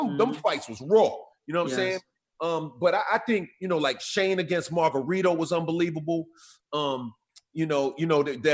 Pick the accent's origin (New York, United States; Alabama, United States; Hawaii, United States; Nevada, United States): New York, United States; New York City; growing up in Queens